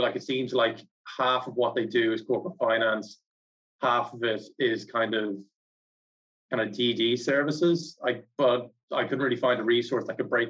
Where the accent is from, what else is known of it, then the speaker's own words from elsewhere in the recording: Ireland; I'm from Ireland